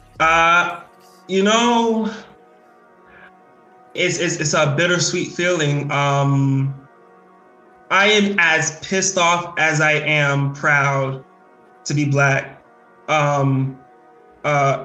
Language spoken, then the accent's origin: English; New York, United States; growing up in the South Bronx